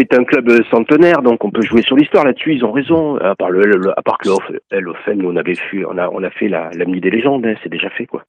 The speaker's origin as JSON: {"language": "French", "town": "Toulon", "region": "Provence-Alpes-Côte d'Azur", "country": "France", "tie": "born or raised there", "also_born_or_lived": "Ollioules / Paris", "said": "j'ai grandi à Toulon"}